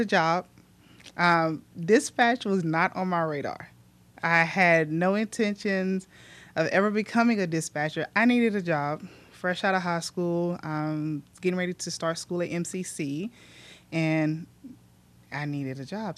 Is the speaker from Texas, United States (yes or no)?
yes; Mexia, Texas, United States; I grew up, um, born and raised in Mejia